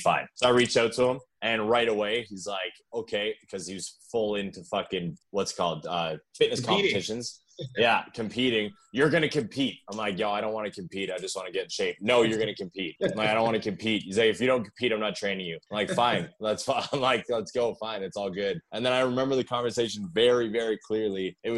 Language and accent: English; Thunder Bay, Ontario, Canada; moved away; So I originally, guys, I'm from Thunder Bay, Ontario. Moved here a long time ago.